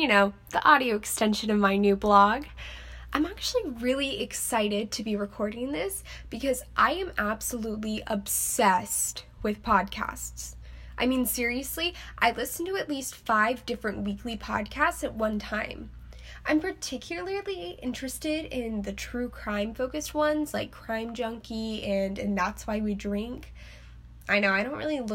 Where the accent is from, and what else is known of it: Texas, United States; moved away as an adult; also born or lived in Ohio